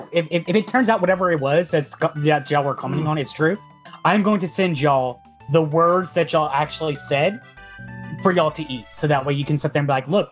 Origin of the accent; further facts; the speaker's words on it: Texas, United States; Being a Texan